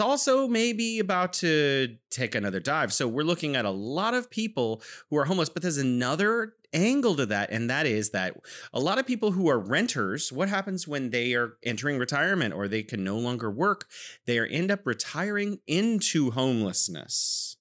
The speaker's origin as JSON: {"language": "English", "region": "California", "country": "United States", "moved": "yes", "lives_now": "Wuhan, China", "said": "I'm originally from California, but now I am living in beautiful Wuhan, China"}